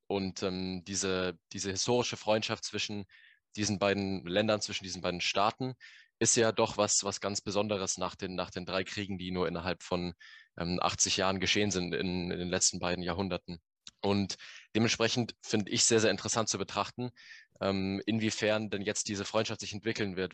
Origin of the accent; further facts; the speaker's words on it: Bavaria, Germany; ich komme ja aus Bayern